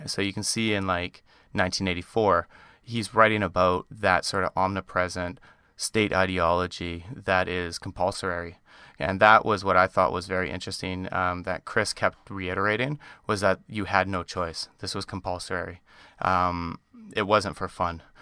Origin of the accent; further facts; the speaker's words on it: Canada; accent: Canadian; you often give me a hard time about the Canadian accent